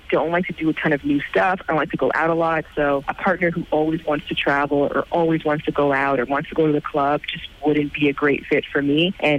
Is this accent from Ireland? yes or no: yes; Ireland; in Ireland, because that would be obviously very important to me that's there, given that it's somewhat my hometown.